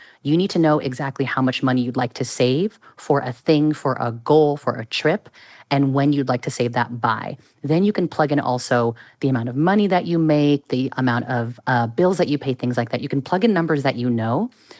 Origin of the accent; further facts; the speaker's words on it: Bay Area, California, United States; Born and raised in the Bay Area.